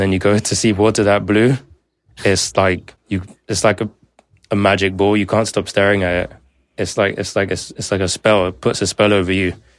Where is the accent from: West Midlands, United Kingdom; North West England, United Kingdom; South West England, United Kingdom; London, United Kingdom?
London, United Kingdom; I grew up in Zone two, London